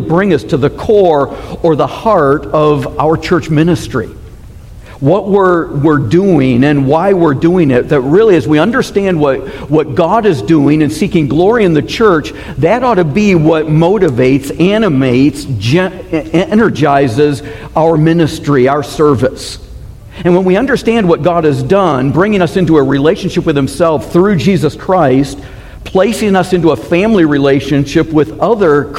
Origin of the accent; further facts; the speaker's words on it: Michigan, United States; now in Arizona, United States; Growing up in Michigan